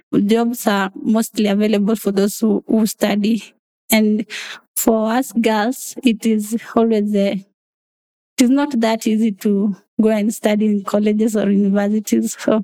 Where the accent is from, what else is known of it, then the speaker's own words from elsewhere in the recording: Narok County, Kenya; I was born and raised in Narok County, and also I grew up among animals, wildlife. So we interacted a lot with the wildlife in the Mara.